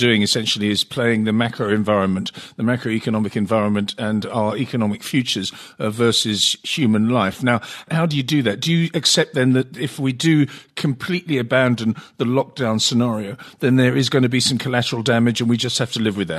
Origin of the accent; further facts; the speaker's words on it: England, United Kingdom; when I grew up in England and I was educated at a state school